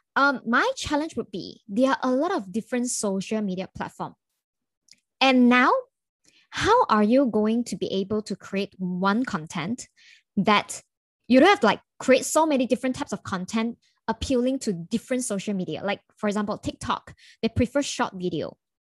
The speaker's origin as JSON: {"language": "English", "region": "Kuala Lumpur", "country": "Malaysia", "said": "I'm from Kuala Lumpur"}